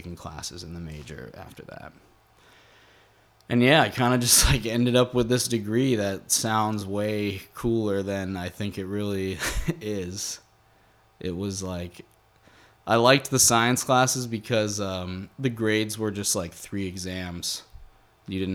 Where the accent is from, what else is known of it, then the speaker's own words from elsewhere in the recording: rural Massachusetts, United States; also born or lived in Boston; I grew up in Massachusetts, in like more like rural Massachusetts, and I'd been there my whole life